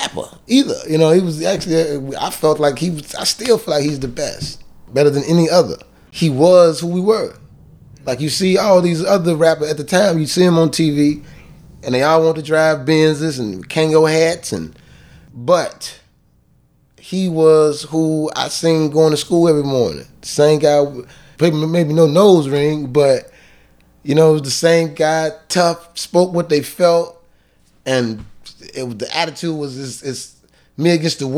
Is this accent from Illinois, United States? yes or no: yes; Chicago, Illinois, United States; I'm from Cabrini Green. Cabrini Green was a project